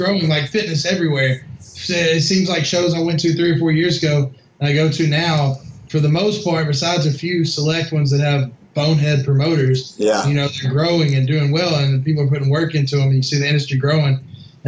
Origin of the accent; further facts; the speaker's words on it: Memphis, Tennessee, United States; I originally grew up, like I said, West Tennessee, Memphis area